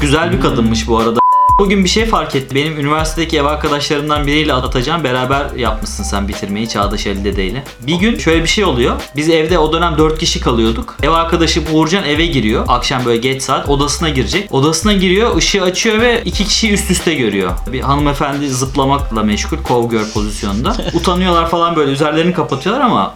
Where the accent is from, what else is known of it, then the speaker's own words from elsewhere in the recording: Ankara, Turkey; moved away as an adult; also born or lived in Istanbul; Liseyi orada okuduğum için ve doğma büyüme Ankaralı olduğum için.